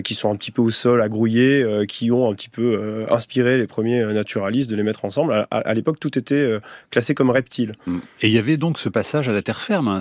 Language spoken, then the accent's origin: French; Chartreuse, Auvergne-Rhône-Alpes, France; j'ai grandi dans la Chartreuse